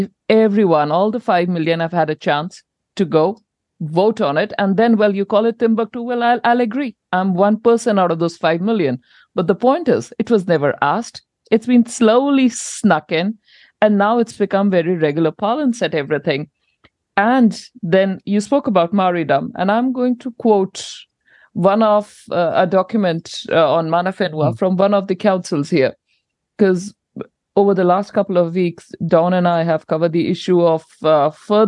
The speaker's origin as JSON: {"language": "English", "country": "India", "moved": "yes", "lives_now": "New Zealand", "said": "I'm an import from India"}